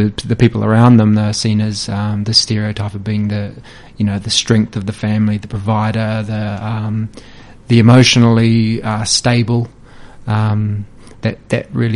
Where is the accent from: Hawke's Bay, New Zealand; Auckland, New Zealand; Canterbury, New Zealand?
Hawke's Bay, New Zealand; I'm a Hawke's Bay local. I grew up in Hawke's Bay.